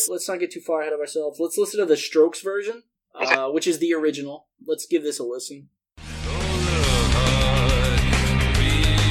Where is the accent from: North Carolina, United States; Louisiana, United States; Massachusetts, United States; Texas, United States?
Louisiana, United States; we're both from Louisiana